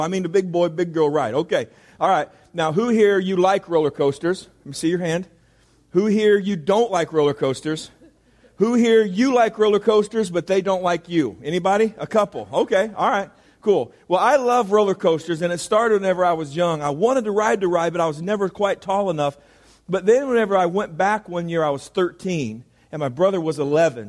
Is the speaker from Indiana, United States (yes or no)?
yes; Indiana, United States; moved away; also born or lived in California; I am from Indiana. Indiana. And there's not a whole lot in Indiana. There's like corn. Uh, then there's more corn and then there is basketball. That's kind of all there is in, in Indiana. And so I grew up playing basketball